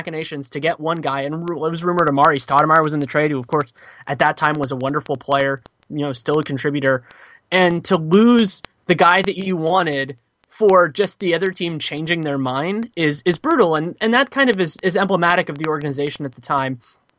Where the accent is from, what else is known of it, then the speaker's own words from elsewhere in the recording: Bay Area, California, United States; as somebody who was born and raised in the Bay Area